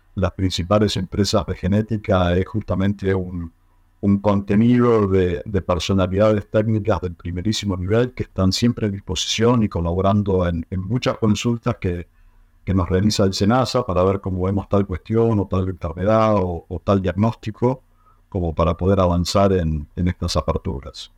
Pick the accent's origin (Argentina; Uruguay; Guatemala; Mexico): Argentina